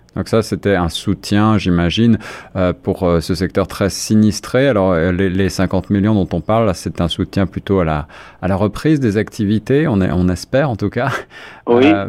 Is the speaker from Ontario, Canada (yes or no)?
yes; Ontario, Canada; chez nous en Ontario